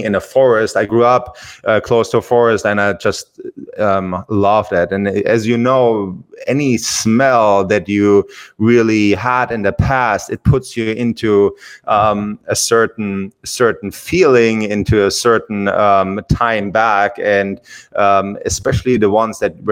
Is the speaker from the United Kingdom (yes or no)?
no; Germany; English is a second language; moved away as an adult; I'm from Germany, and English is my second language